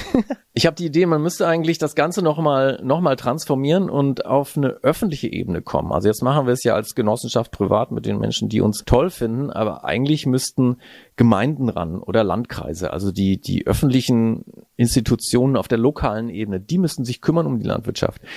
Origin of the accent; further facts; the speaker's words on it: Heidelberg, Baden-Württemberg, Germany; moved away as an adult; also born or lived in Northern Germany; now in Hitzacker, Germany; Ich bin in Heidelberg aufgewachsen